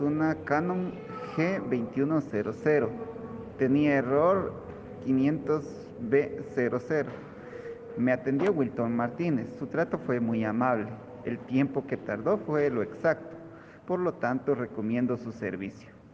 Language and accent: Spanish; Guatemala; soy originario de Guatemala